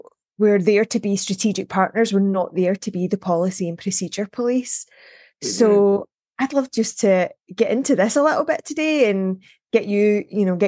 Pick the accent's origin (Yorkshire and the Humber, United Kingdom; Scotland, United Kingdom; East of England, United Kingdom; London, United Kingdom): Scotland, United Kingdom; I grew up in Scotland